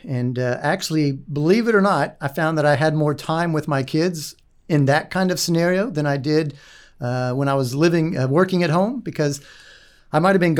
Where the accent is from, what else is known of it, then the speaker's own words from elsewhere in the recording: Dallas, Texas, United States; also born or lived in Odessa / Winnemucca / Wichita / Brownwood; I was born in Odessa, Texas, and then my parents moved to Winnemucca, Nevada. How about that?